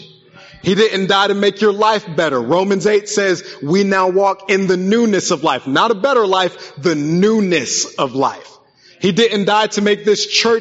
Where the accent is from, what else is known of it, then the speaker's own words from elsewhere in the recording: West Virginia, United States; I grew up in West Virginia, so they taught us about the Hatfields and McCoys